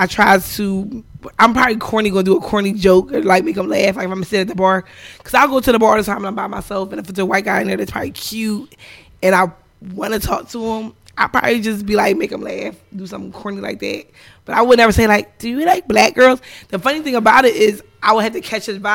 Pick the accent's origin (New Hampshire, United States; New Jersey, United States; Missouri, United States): New Jersey, United States; Lindenwold; also born or lived in Camden, New Jersey; now in Philadelphia, United States; I was born in Camden, and I lived in Little